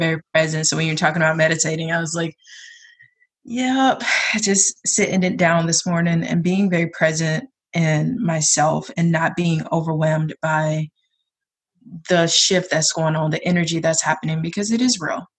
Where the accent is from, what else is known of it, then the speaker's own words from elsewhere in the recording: South Georgia, United States; now in Portland, United States; I am from South Georgia, but I live in PDX